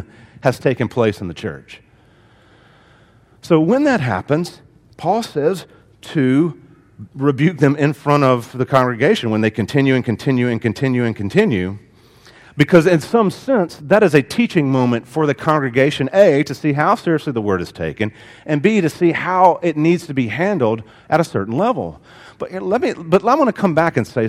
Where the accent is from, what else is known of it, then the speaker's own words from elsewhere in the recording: the South, United States; I grew up in the South, and in the South, it is a shame and honor culture